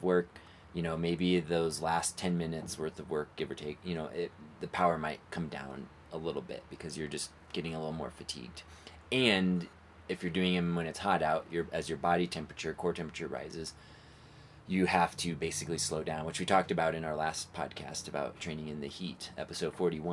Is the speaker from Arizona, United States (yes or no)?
yes; Phoenix, Arizona, United States; growing up in the Phoenix area at say 2000 feet elevation outside of Phoenix